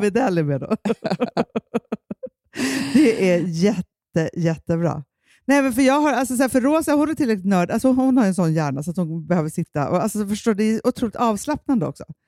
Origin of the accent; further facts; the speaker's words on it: Sweden; jag känner som svensk kvinna